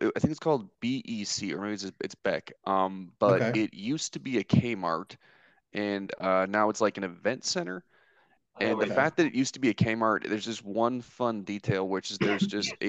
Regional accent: Midwest, United States; Well, originally, I moved around a lot as a kid, and the answer to your next question is no. Neither of my parents served. Gotcha. But my dad worked for local small government stuff. So every couple of years we moved. I'm a Midwesterner.

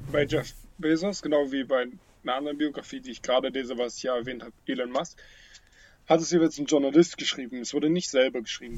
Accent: Teltow, Brandenburg, Germany; in Telto, wo ich aufgewachsen bin

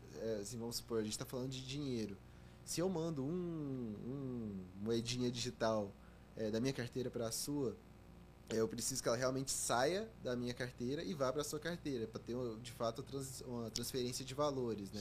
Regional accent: Goiânia, Goiás, Brazil; moved away as an adult; Eu sou de Goiânia. Uhum nasci, cresci lá, passei os primeiros 18 anos da minha vida lá

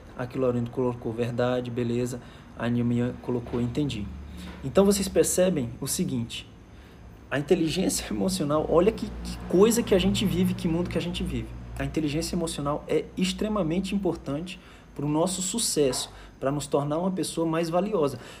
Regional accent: Fortaleza, Ceará, Brazil; moved away as an adult; also born or lived in Manaus; eu sou de Fortaleza, Ceará

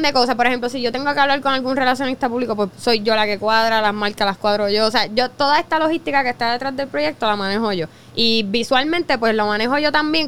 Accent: Vega Baja, Puerto Rico; nosotros somos de Vega Baja también

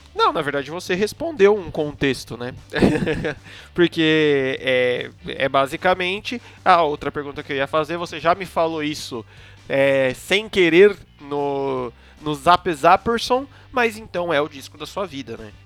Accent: Brazil; somos brasileiros

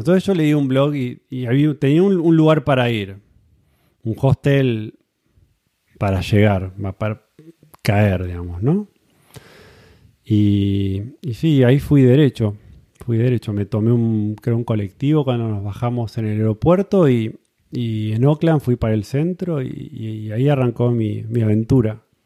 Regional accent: Buenos Aires, Argentina; moved away as an adult; also born or lived in New Zealand; now in California, United States; estuve viviendo en Argentina, en Buenos Aires, básicamente, zona norte. Ahí es donde conocí a mi mujer, nos casamos, tuvimos hijos y ahí es donde fui a la escuela

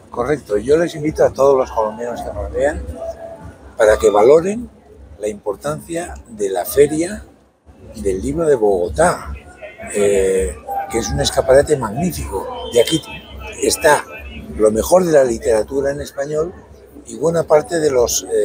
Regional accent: Basque Country, Spain; Bueno, yo soy vasco

